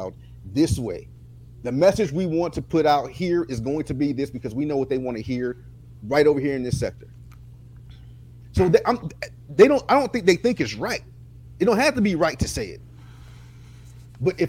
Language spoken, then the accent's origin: English; Florida, United States; I was born in Florida